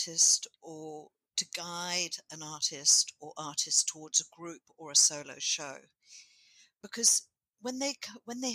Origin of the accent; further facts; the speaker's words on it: England, United Kingdom; moved away as an adult; now in Moree, Australia; I was born in England.